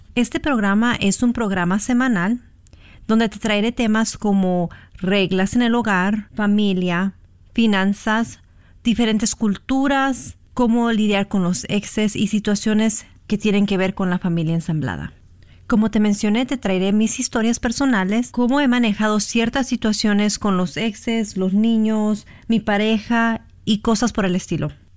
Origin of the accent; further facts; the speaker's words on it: California, United States; also born or lived in Mexico; Yo soy nacida en México, pero crecí en Estados Unidos, en California para ser exacta, de padres mexicanos.